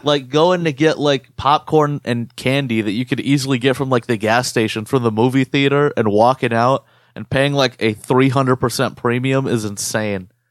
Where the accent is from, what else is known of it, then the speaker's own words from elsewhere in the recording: United States; our experience being Arab American